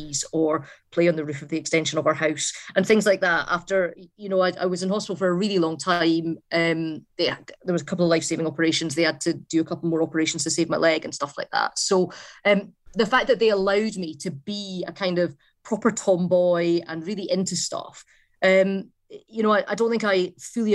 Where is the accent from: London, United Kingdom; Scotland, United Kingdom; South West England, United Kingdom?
Scotland, United Kingdom; the Borders; My parents were Glaswegian. I grew up in the Borders